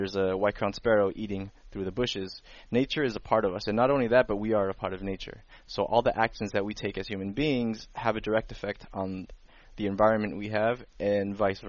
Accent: Paso Robles, California, United States; moved away as an adult; also born or lived in Guerrero, Mexico / Fresno, California; I was raised in Paso Robles for pretty much 15, 16 years of my life until I moved to Fresno for college.

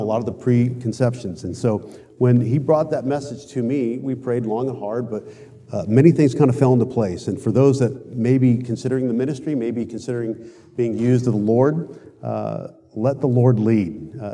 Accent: West Coast, United States; I grew up on the Left Coast

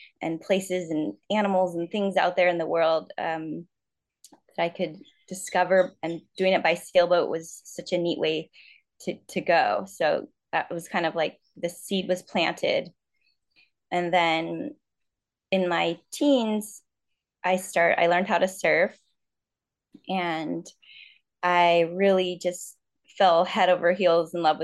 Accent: San Diego, California, United States; moved away as an adult; now in Tahiti, French Polynesia; I grew up in San Diego, a little bit in North County and a little bit in Point Loma area, and learned to sail in that area. And today I live in French Polynesia

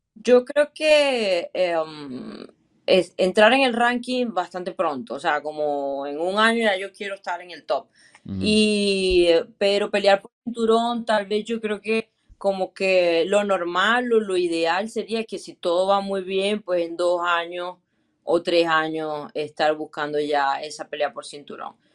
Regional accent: Venezuela; como venezolana, creo que como latina me siento eh, bastante orgullosa

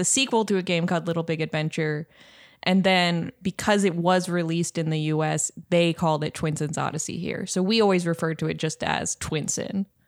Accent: Seattle, Washington, United States; I'm from, I'm Pacific Northwest.

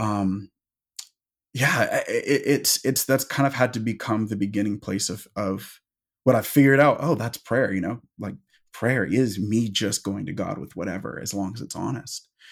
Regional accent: Seattle, Washington, United States; I'm from the Pacific Northwest, I'm from Seattle

